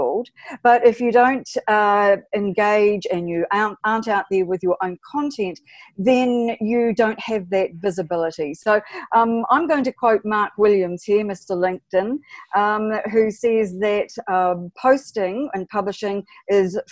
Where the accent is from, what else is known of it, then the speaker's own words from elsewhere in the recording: New Zealand; I'm from New Zealand